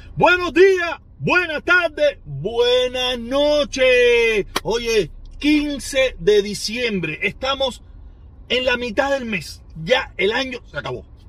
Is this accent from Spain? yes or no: no; Cuba; moved away; nosotros, como cubanos